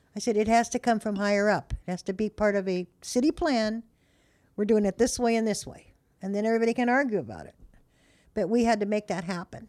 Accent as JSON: {"language": "English", "town": "Modesto", "region": "California", "country": "United States", "tie": "born or raised there", "moved": "yes", "said": "George Lucas was born in my hometown"}